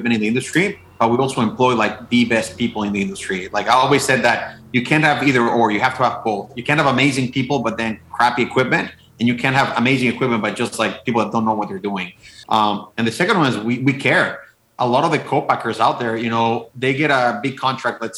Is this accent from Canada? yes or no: no; Mexico; now in Wisconsin, United States; I'm originally from Mexico. I have no idea how I ended up in Wisconsin, but I love it here. Like, you know, we moved here about 8 years ago